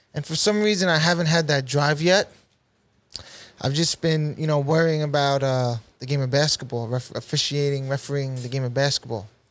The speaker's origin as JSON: {"language": "English", "town": "New York City", "region": "New York", "country": "United States", "tie": "born or raised there", "said": "I went to middle school in Saint Margaret's, Middle Village, Queens, New York"}